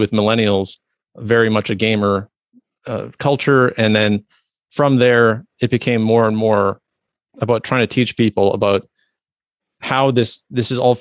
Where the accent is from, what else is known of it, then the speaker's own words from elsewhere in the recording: Canada; I'm a Canadian